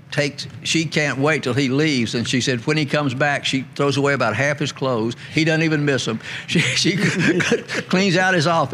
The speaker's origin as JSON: {"language": "English", "town": "Memphis", "region": "Tennessee", "country": "United States", "tie": "born or raised there", "said": "This is another part of growing up in Memphis."}